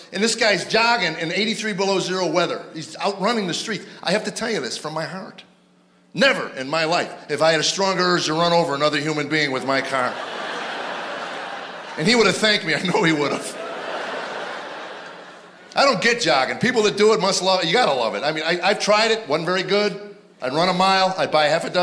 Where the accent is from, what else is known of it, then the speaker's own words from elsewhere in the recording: Chicago, Illinois, United States; also born or lived in Arizona; now in Nashville, United States; I grew up in Chicago